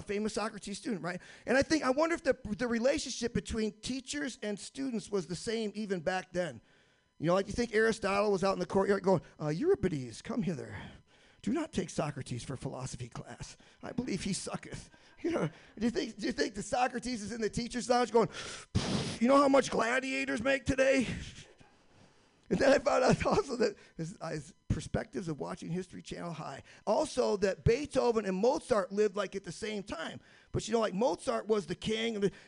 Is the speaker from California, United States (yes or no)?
no; Michigan, United States; When I was growing up in Michigan, we demarked our year by 2 seasons, 9 months of snow and 3 months of risky ice fishing.